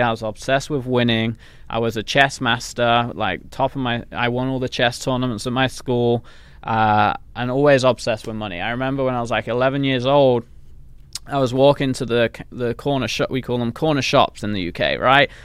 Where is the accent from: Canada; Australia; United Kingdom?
United Kingdom; England; accent: English; moved away; I came from England where obviously, s, you know, that's the accent